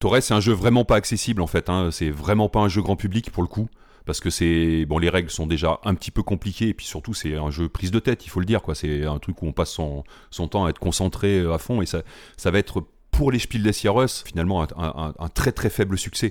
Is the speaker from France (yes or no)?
yes; Limoges, Nouvelle-Aquitaine, France; je suis originaire de Limoges